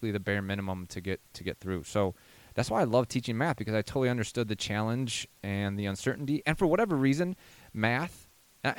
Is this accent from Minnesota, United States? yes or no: yes; Edina, Minnesota, United States; I grew up in Edina.